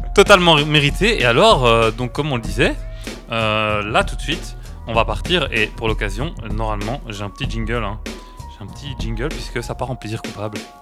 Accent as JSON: {"language": "French", "town": "Charleroi", "region": "Wallonia", "country": "Belgium", "said": "je suis un carolo du coup, je gueule fort"}